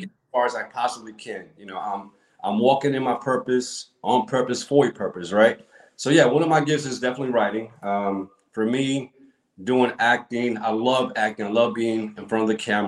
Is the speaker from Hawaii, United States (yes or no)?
no; New York City, New York, United States; moved away as an adult; now in Atlanta, United States; I grew up, you know, I'm from Brooklyn, New York. So I grew up watching Spraga, you know, New York, Brooklyn.